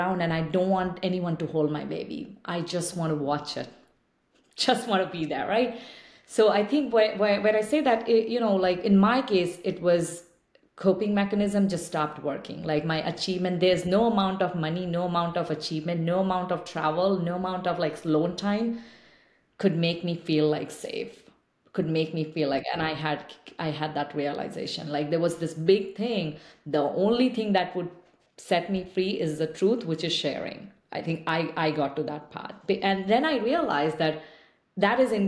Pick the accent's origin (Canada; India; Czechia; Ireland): India; eastern India; English is a second language; moved away as an adult; now in United States; I didn't speak English until a number of years later, like when I moved to another space, another city from where I grew up in Eastern India